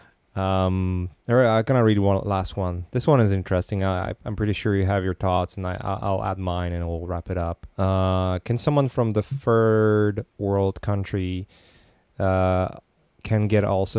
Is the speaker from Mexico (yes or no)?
no; Poland; I come from Poland, and I was born in the Eastern Bloc